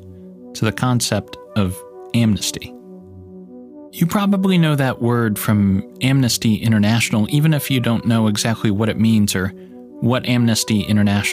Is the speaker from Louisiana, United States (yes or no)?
no; Northeast Ohio, United States; I grew up in Northeast Ohio